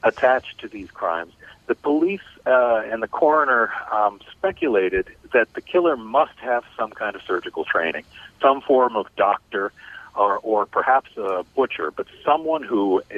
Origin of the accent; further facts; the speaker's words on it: Cleveland, Ohio, United States; Cleveland, Ohio, my hometown